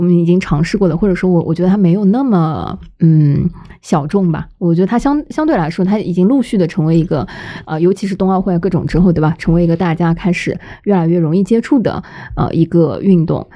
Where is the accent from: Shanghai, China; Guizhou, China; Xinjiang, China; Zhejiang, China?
Shanghai, China; 同样作为上海人